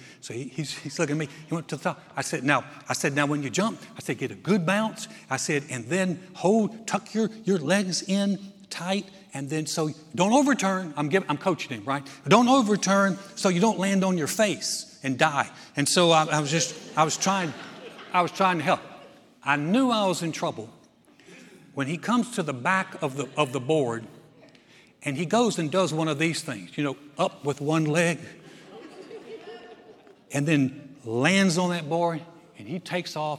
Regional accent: North Carolina, United States; moved away as an adult; when I was a boy, I grew up in North Carolina.

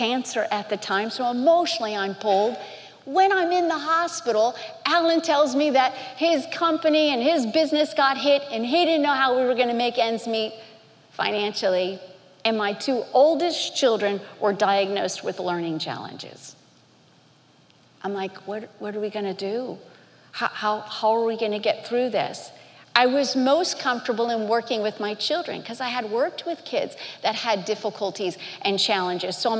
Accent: Miami, Florida, United States; growing up in Miami, Florida

